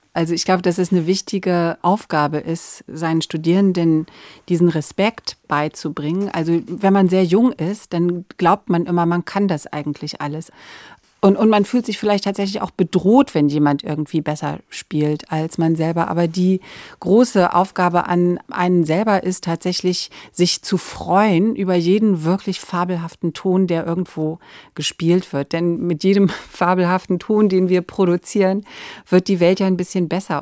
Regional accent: Verden an der Aller, Lower Saxony, Germany; in dem kleinen Ort, wo ich aufgewachsen bin, in Pferden an der Aller

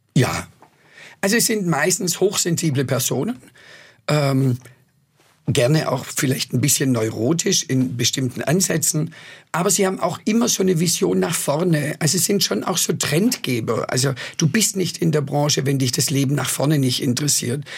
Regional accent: Swabia, Baden-Württemberg, Germany; accent: Swabian; first language Swabian; also born or lived in New York / Madrid; weder Englisch noch Spanisch konnte, also nur Schwäbisch konnte

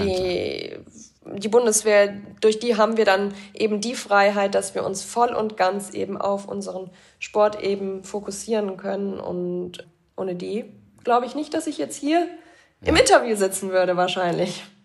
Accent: Bad Breisig, Rhineland-Palatinate, Germany; now in Augsburg, Germany; Das ist quasi ja in meiner Heimat

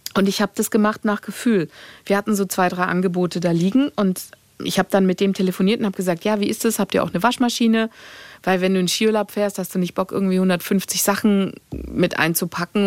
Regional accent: Greece; ich bin äh, am Meer aufgewachsen als Griechin

